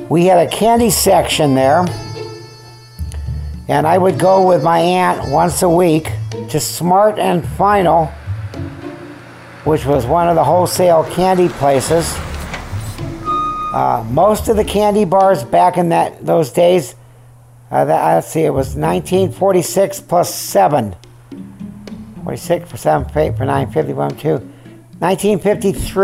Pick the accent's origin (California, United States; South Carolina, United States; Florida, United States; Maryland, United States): California, United States; also born or lived in Syracuse, New York / Van Nuys, California; I was born in Syracuse, New York. We left there when I was 3 and a half. And I remember nothing about it. We came to California